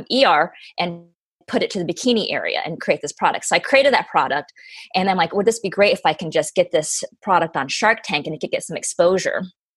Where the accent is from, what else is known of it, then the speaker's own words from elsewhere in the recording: Colorado, United States; I grew up in Colorado.